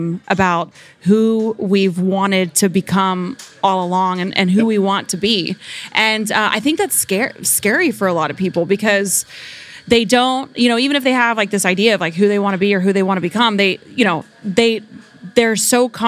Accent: Oklahoma, United States; I grew up in the Bible Belt, Oklahoma

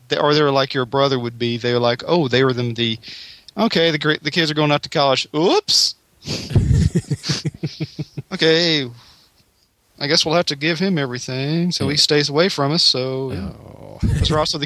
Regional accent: Humboldt, Tennessee, United States; I grew up in Humboldt, Tennessee, a little small

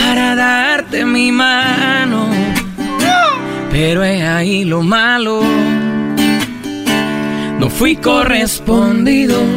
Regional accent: Monterrey, Nuevo León, Mexico; Yo soy de Monterrey.

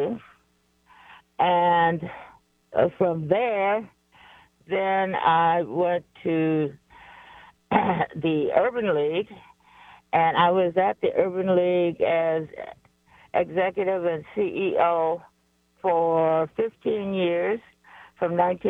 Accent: Detroit, Michigan, United States; moved away; also born or lived in Anchorage, Alaska; I am from Detroit

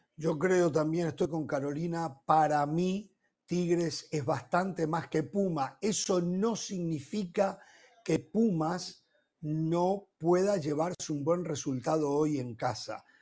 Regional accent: Uruguay

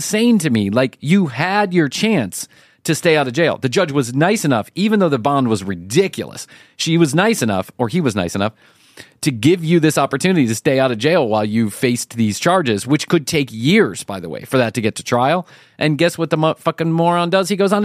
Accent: United States; our American eye

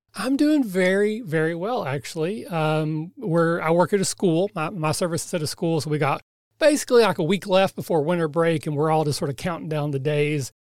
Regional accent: Kentucky, United States; I'm from Kentucky, so I barely speak English

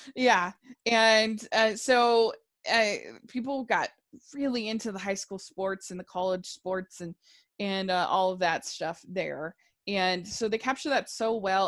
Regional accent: Maryland, United States; I grew up in Maryland

